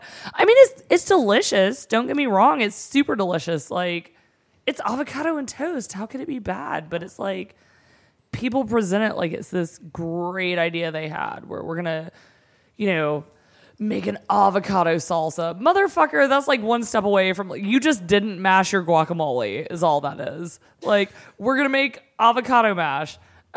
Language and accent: English; the South, United States; we are from the South.